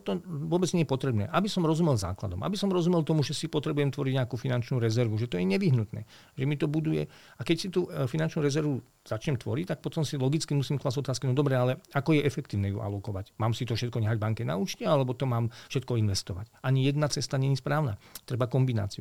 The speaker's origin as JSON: {"language": "Slovak", "town": "Veľké Kršteňany", "region": "Trenčín Region", "country": "Slovakia", "tie": "born or raised there", "said": "ja som vyrastal v nelahkých podmienkách. Pochádzam e, z, z hranice stredného západného Slovenska, dedina Veľké Krštiňany, je to pri partizánskom"}